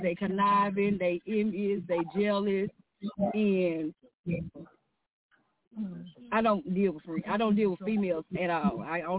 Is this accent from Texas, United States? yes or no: yes; Dallas, Texas, United States; Hi, Miss Quana. I'm from Dallas.